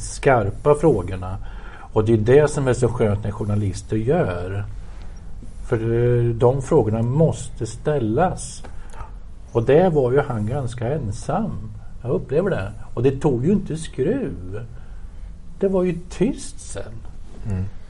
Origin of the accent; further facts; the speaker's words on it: Motala, Östergötland, Sweden; jag är uppväxt i Motala